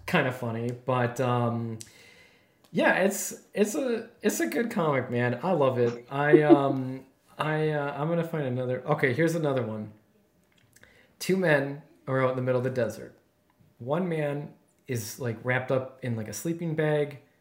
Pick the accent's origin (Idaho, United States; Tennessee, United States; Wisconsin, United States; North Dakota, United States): Wisconsin, United States; being born and raised in Wisconsin